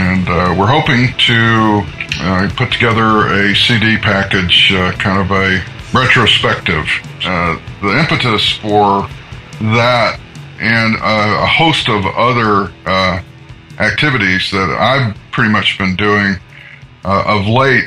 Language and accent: English; Atlanta, Georgia, United States; also born or lived in Seattle; now in Portland, United States; I'm from Georgia. I was born in Atlanta.